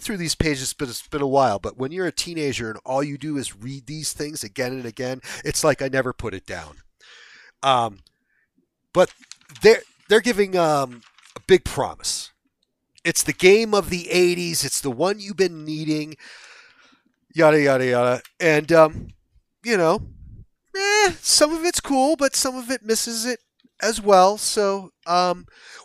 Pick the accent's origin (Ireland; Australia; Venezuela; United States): United States; New Hampshire; moved away as an adult; I'm from New Hampshire originally, and I was far from home